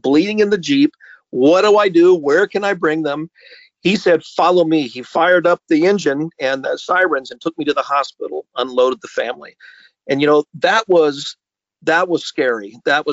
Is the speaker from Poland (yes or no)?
no; Alaska, United States; now in Minnesota, United States; growing up in Alaska was a real teaser for coming to Minnesota, tropical Minnesota